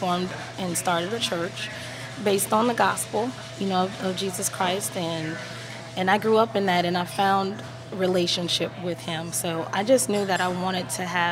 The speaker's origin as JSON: {"language": "English", "town": "New Orleans", "region": "Louisiana", "country": "United States", "tie": "born or raised there", "said": "I'm born and raised in New Orleans."}